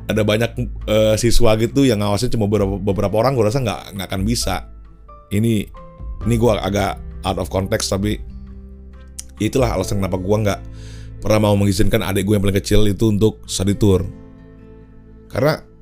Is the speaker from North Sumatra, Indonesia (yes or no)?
yes; North Sumatra, Indonesia; gue ini ada bataknya kan ya gue tuh karo um, tapi muslim di daerah gue tuh dulu di kota gue tinggal itu eh, mayoritas itu adalah orang-orang Melayu